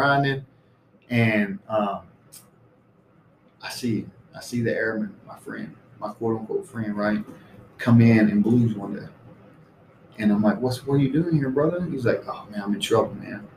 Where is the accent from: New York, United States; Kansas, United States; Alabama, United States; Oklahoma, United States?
Alabama, United States; moved away as an adult; also born or lived in Misawa, Japan; Alabama, where I grew up with my friends